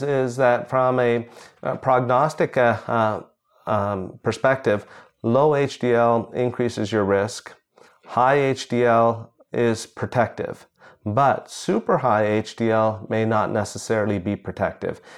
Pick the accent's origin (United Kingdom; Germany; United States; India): India; moved away; I was born in India